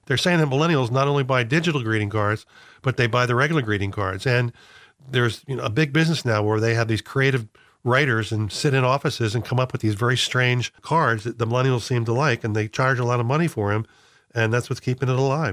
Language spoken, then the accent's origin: English; Philadelphia area, Pennsylvania, United States; growing up in the Philadelphia area